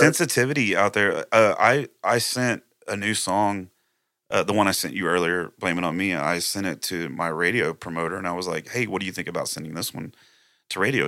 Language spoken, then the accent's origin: English; Plum Grove, Texas, United States; also born or lived in Splendora, Texas; I actually grew up in, uh, Plum Grove, Texas